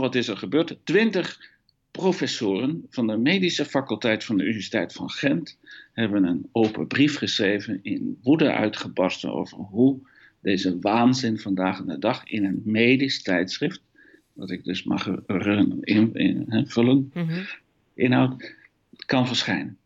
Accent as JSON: {"language": "Dutch", "country": "Netherlands", "also_born_or_lived": "Eindhoven", "accent": "Hollands", "moved": "as an adult", "lives_now": "Belgium", "said": "ik een Hollands accent heb om te beginnen. Dat komt omdat ik Nederlander ben"}